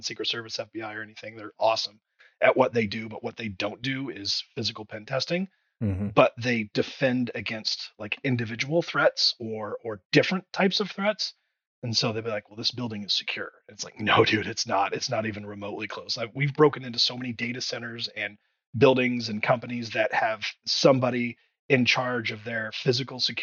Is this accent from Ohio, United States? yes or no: no; Indiana, United States; moved away; I'm from Indiana originally